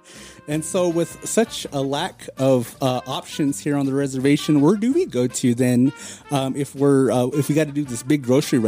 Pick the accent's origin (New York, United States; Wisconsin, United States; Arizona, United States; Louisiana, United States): Arizona, United States; if you grew up on the reservation like we did